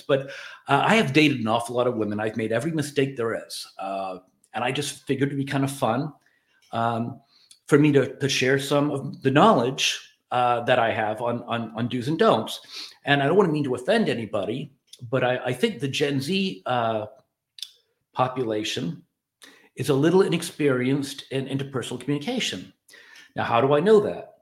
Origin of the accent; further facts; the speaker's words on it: Ireland; moved away; I'm an Irish immigrant